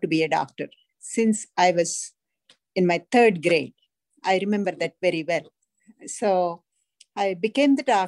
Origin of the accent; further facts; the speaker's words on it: India; moved away; Growing up in India, in a large family